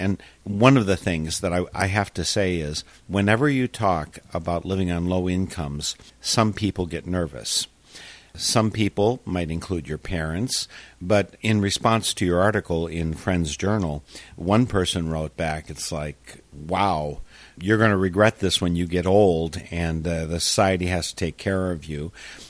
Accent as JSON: {"language": "English", "town": "Darlington", "region": "Wisconsin", "country": "United States", "said": "I'm from Darlington. My relatives are there."}